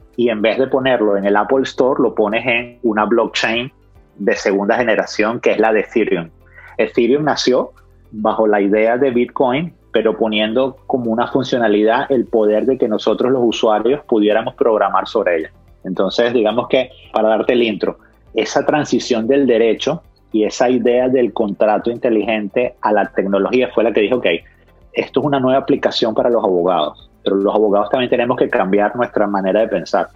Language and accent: Spanish; Caracas, Capital District, Venezuela; moved away as an adult; also born or lived in Australia; Yo estudié primaria, secundaria y, y los primeros años de universidad en Caracas